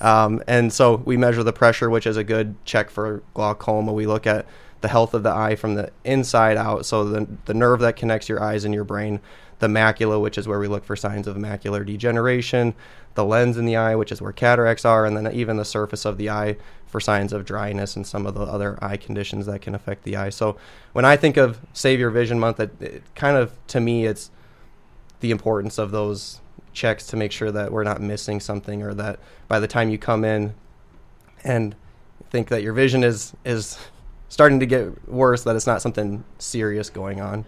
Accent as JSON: {"language": "English", "town": "Sioux Falls", "region": "South Dakota", "country": "United States", "tie": "born or raised there", "lives_now": "Brookings, United States", "said": "I'm a South Dakota guy. I was born in Sioux Falls, um, went to school at O'Gorman High School down in Sioux Falls"}